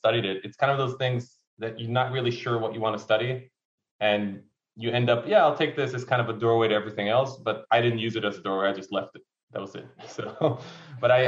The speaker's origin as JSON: {"language": "English", "town": "Haifa", "region": "Haifa District", "country": "Israel", "also_born_or_lived": "Cyprus", "moved": "as an adult", "said": "I'm from Haifa originally"}